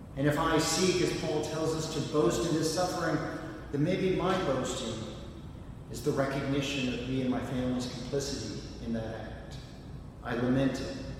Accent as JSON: {"language": "English", "region": "Indiana", "country": "United States", "tie": "born or raised there", "moved": "yes", "said": "my home state of Indiana"}